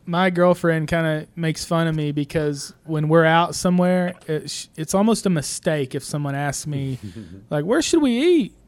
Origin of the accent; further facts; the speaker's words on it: Broken Bow, Oklahoma, United States; I'm just here from Broken Bow